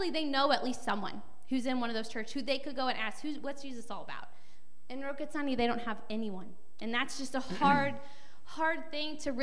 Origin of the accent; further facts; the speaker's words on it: St. Louis, Missouri, United States; I grew up in St. Louis.